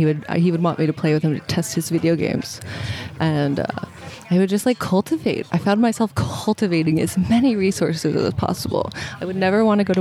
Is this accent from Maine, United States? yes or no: no; Portland, Oregon, United States; moved away as an adult; now in Maui, United States; I grew up in Oregon